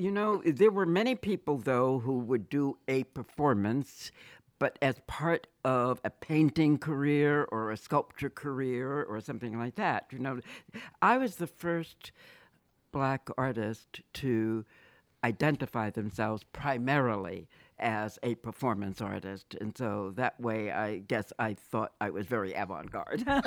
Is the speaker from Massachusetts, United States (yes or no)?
yes; Boston, Massachusetts, United States; I was born and raised in Boston.